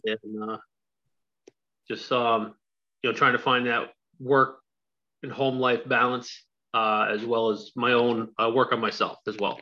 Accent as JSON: {"language": "English", "town": "San Antonio", "region": "Texas", "country": "United States", "moved": "yes", "said": "San Antonio, Texas"}